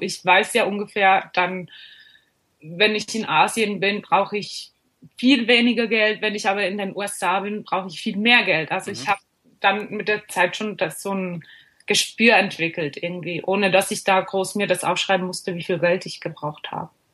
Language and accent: German; Switzerland; ich komme aus der Schweiz